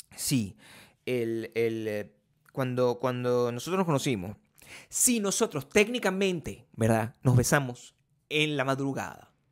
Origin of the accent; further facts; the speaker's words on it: Venezuela; moved away; el país de donde yo vengo